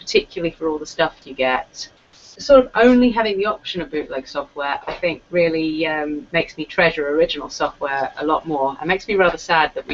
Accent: Cyprus; I grew up in Cyprus

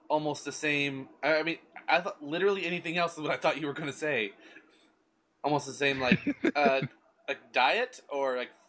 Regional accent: Fort Smith, Arkansas, United States; from Fort Smith.

